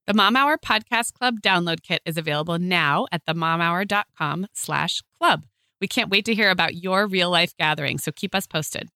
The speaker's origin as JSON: {"language": "English", "town": "Santa Barbara", "region": "California", "country": "United States", "tie": "born or raised there", "also_born_or_lived": "Arizona", "moved": "yes", "lives_now": "Orange County, United States", "said": "where I grew up in Santa Barbara"}